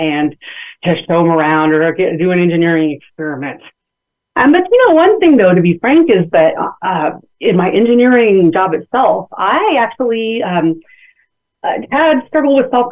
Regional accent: San Bernardino, California, United States; I'm from San Bernardino, California, born and raised

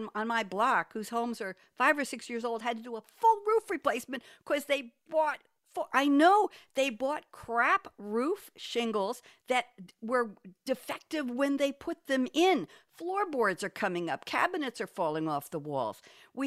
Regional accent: New York, United States; moved away as an adult; now in Durham, United States; I'm a New Yorker, born and bred

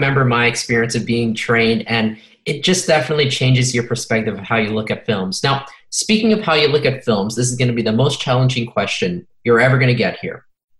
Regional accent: Los Angeles, California, United States; from Los Angeles

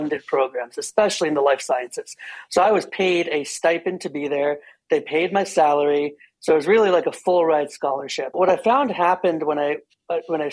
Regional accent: New Jersey, United States; moved away as an adult; I am born and raised in New Jersey

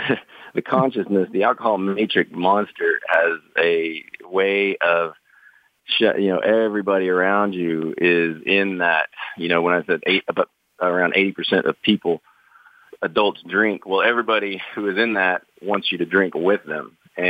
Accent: Midwest, United States; I grew up really poor in the Midwest and then got into sales.

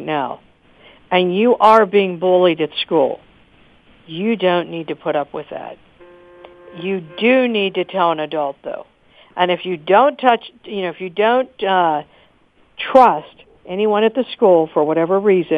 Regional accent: Pittsburgh, Pennsylvania, United States; my hometown of Pittsburgh, Pennsylvania

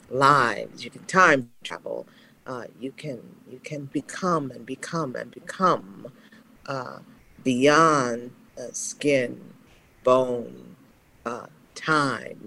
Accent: Dallas, Texas, United States; moved away; also born or lived in Chicago; Growing up in Dallas, Texas, the child of Leonel Taylor, a single mom, south of the Trinity River

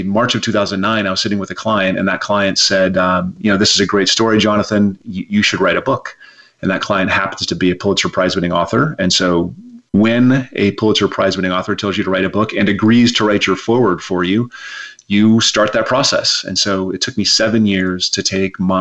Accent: Rapid City, South Dakota, United States; moved away as an adult; now in Berkeley, United States; I was raised in Rapid City, South Dakota.

